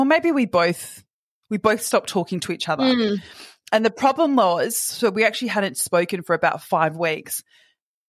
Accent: Perth, Western Australia, Australia; moved away as an adult; also born or lived in Sydney; now in Perth, Australia; I grew up in Perth and I moved to Sydney when I was 20

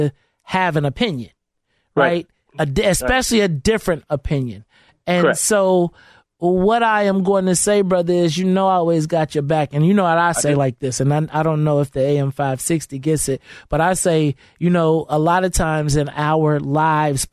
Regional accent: Bolingbrook, Illinois, United States; I grew up in Bolingbrook.

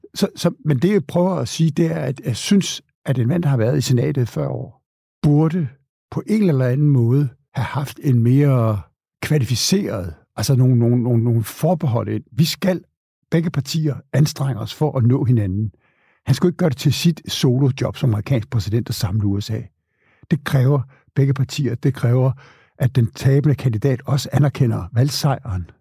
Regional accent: Denmark; os danskere

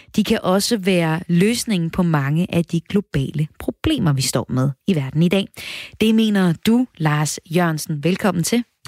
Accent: North Jutland, North Denmark Region, Denmark; nu kommer jeg op fra Nordjylland

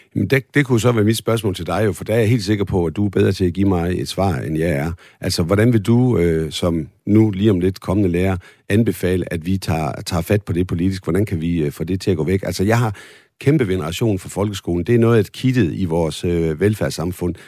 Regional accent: Holstebro, Central Denmark Region, Denmark; Det ligger i Holstebro, min gamle hjemby

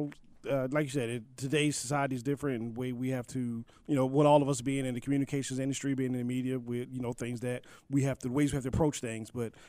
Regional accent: Maryland, United States; when I grew up in Maryland

